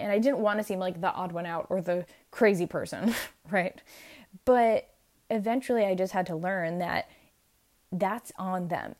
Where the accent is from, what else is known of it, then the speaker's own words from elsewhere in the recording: New York, United States; I'm actually from New York